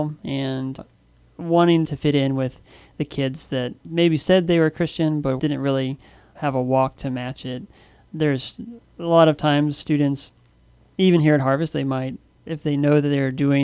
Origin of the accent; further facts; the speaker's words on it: North Carolina, United States; moved away as an adult; also born or lived in China; now in Guam; I grew up in North Carolina